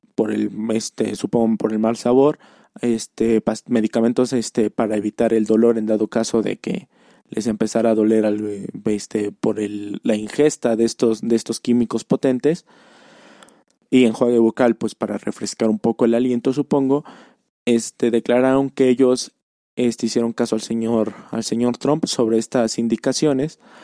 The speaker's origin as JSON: {"language": "Spanish", "region": "Puebla", "country": "Mexico", "said": "yo soy de Puebla Capital"}